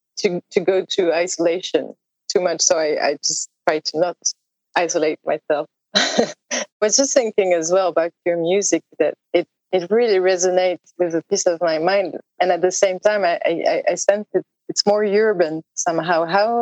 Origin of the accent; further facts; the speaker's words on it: a village near Aix-en-Provence, Provence-Alpes-Côte d'Azur, France; moved away as an adult; also born or lived in Stockholm, Sweden; Not far from where I moved recently in Aix-en-Provence. It's the Provence, south of France, a very tiny village as well.